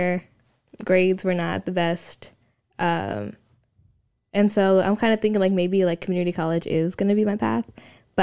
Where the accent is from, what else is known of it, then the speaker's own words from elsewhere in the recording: San Leandro, California, United States; moved away as an adult; I'm from California. I grew up there with my siblings and my family.